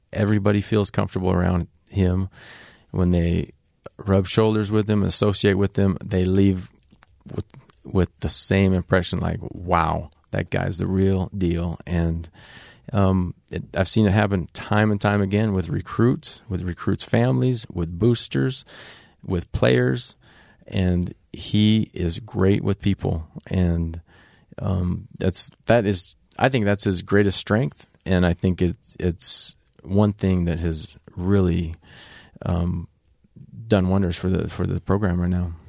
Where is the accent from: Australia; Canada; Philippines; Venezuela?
Canada; also born or lived in Ogden, Utah, United States; I qualified as a Canadian